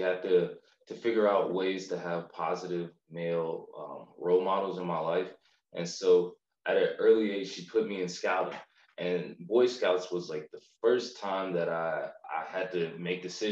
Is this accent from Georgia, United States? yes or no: yes; Macon, Georgia, United States; also born or lived in Syracuse, New York; I'm from Macon. I claim it proudly. I went to St. Peter Claver for elementary school, and then for middle school and high school, I ended up attending Mount DeSales